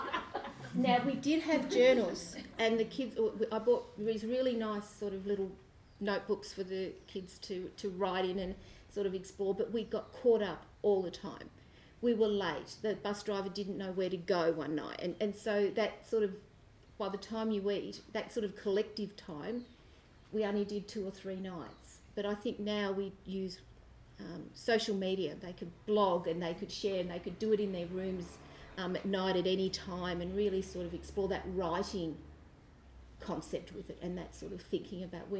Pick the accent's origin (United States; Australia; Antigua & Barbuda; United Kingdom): Australia; we're Australian, we're used to big spaces, we walk